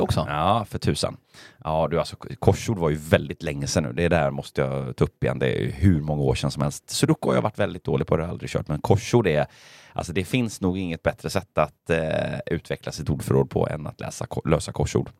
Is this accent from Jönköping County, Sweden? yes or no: no; Gothenburg, Västra Götaland, Sweden; jag är göteborgare